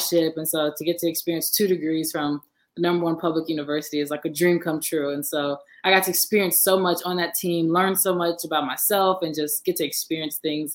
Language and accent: English; St. Louis, Missouri, United States; moved away as an adult; now in Los Angeles, United States; I'm originally from St. Louis, Missouri. I'm born and raised.